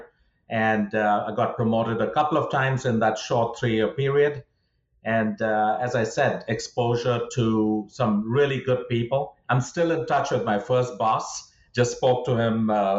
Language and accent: English; India; moved away as an adult; also born or lived in Fort Worth, Texas; now in United States; I grew up in India